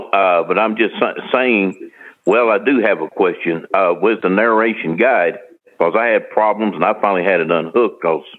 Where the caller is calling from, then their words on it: St. Louis, Missouri, United States; from St. Louis, Missouri.